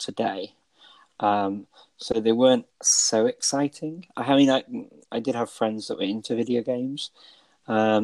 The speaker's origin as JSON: {"language": "English", "country": "United Kingdom", "moved": "as an adult", "lives_now": "North Macedonia", "said": "I'm originally from the United Kingdom."}